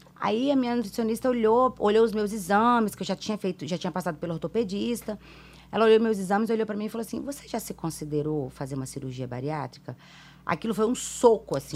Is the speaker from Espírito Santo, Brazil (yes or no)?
yes; Vila Velha, Espírito Santo, Brazil; also born or lived in Minas Gerais; Eu fui criada em Vila Velha, no Ibis, há trinta e tantos anos